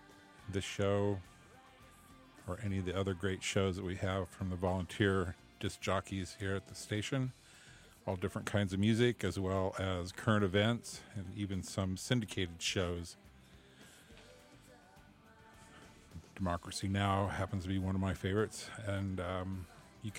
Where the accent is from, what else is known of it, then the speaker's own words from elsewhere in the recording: Des Moines, Iowa, United States; now in Davis, United States; I grew up in Iowa, and people that don't know, I'm from Des Moines.